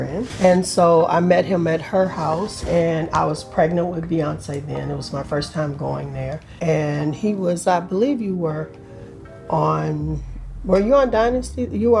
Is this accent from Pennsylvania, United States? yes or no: no; Texas, United States; I'm from Texas